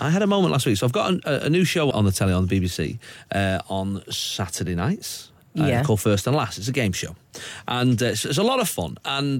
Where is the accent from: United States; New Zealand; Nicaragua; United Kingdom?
United Kingdom; the North, the north of England; I could never leave the North, really. My family are there.